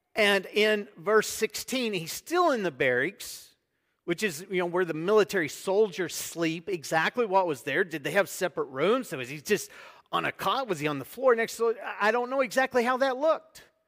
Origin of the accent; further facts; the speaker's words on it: United States; now in Debrecen, Hungary; I am an American